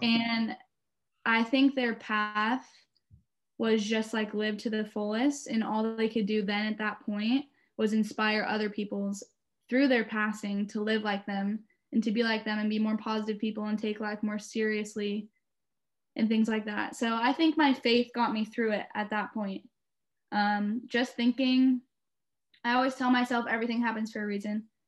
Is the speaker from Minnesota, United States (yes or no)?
no; Beaverton, Oregon, United States; I'm from Beaverton, Oregon